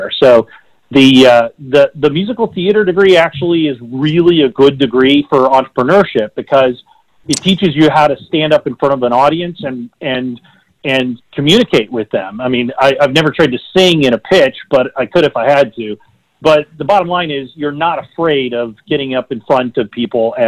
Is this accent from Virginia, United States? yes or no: no; West Texas, United States; moved away as an adult; also born or lived in California; I grew up in West Texas on a cotton farm